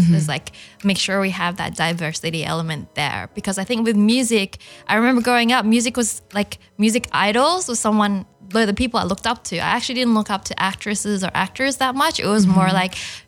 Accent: Australia; English is a second language; also born or lived in China; as a, you know, Chinese growing up in Australia

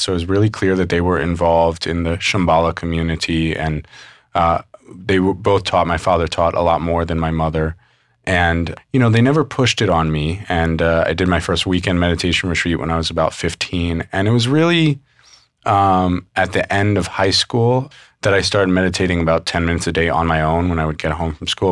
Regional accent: New York City, New York, United States; I grew up mostly in New York City

